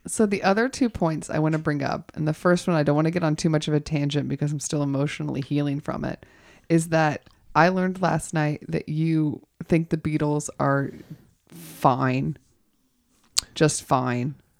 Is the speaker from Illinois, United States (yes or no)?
no; Georgia, United States; now in Los Angeles, United States; I grew up in Georgia